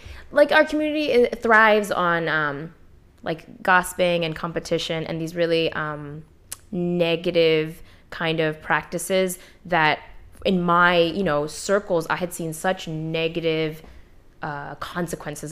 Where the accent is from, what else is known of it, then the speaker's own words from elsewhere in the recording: United States; also born or lived in Punjab, Pakistan; I was born in Pakistan, but I was 3 months when I came here. So identity wise, I'm second gen, because all my memories are from here